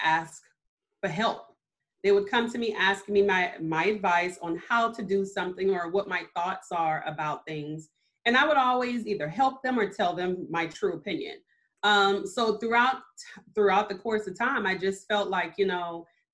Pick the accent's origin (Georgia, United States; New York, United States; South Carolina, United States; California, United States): South Carolina, United States; Mount Pleasant; also born or lived in Germany; I was actually born in Germany because I have military parents, but I was raised here in Mount Pleasant specifically since I was 4 months old